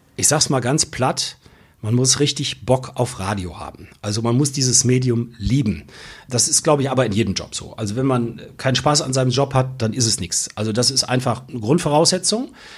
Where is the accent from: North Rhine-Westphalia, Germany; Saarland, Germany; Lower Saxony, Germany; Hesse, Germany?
North Rhine-Westphalia, Germany; Solingen; also born or lived in Bonn; weil ich ursprünglich Solinger bin. bin gebürtiger Solinger